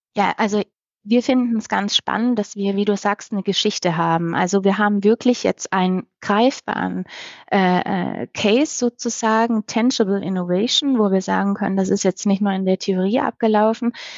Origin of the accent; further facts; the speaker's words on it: Baden-Württemberg, Germany; moved away; damals noch in meinem Heimatland Baden-Württemberg